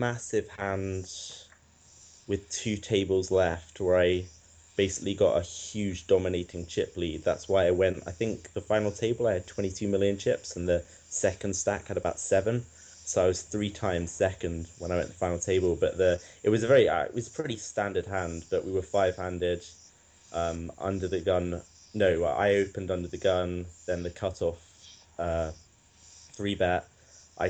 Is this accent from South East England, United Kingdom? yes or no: yes; Buckinghamshire, South East England, United Kingdom; moved away as an adult; now in Edinburgh, United Kingdom; I'm from just outside London in a county called Buckinghamshire. But then I moved up to Edinburgh for university when I was 18